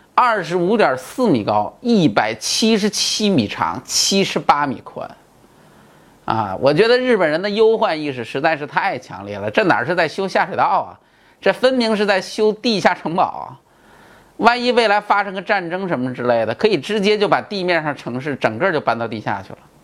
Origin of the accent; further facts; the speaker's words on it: China; 我们中国人